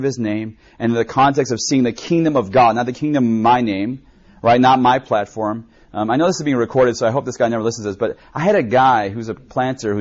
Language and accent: English; United States; I grew up in America, but my parents were first generation Koreans.